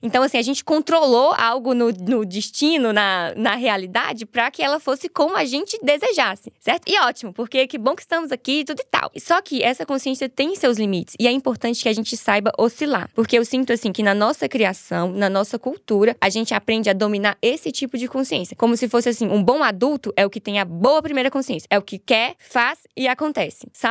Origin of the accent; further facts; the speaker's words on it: Montes Claros, Minas Gerais, Brazil; Eu sou de Minas Gerais. Minha cidade é no norte de Minas. Se chama Montes Claros.